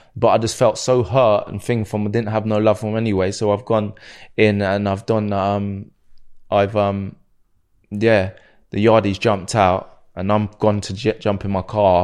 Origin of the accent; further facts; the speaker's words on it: Slough, South East England, United Kingdom; I'm from Slough